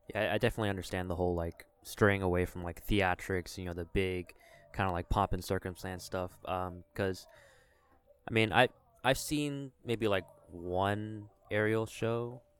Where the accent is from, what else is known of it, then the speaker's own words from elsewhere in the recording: Richmond, Virginia, United States; now in Charlotte, United States; I'm from Richmond, Virginia